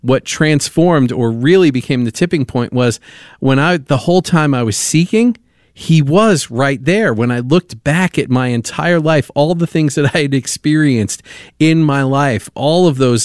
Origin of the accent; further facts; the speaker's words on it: New York, United States; I was raised in New York, and so raised in the Catholic Church.